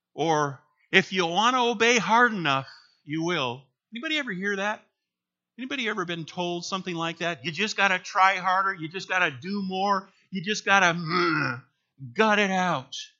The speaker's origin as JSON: {"language": "English", "region": "Minnesota", "country": "United States", "tie": "born or raised there", "moved": "as an adult", "lives_now": "Michigan, United States", "said": "we grew up in Minnesota, and then in a career in the Army, we moved around"}